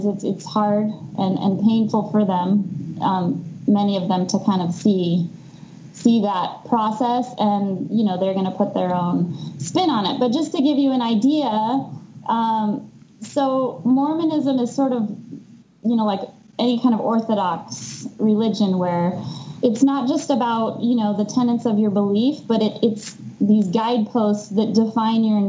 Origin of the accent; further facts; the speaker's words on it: Denver, Colorado, United States; moved away; also born or lived in Salt Lake City, Utah; I grew up in Denver